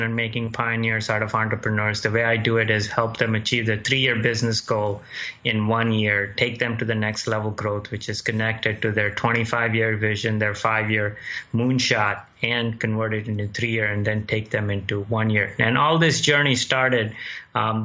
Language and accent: English; India; also born or lived in Dayton, Ohio, United States; now in United States; I was born in Dayton, Ohio. When I was 2 years old, I left back to India, grew up there and joined family, and came back here with empty pockets